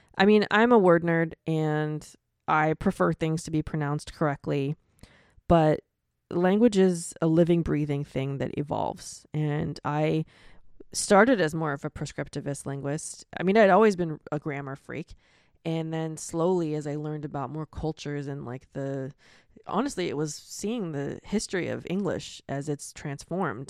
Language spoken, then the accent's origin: English; Florida, United States; I'm from Florida.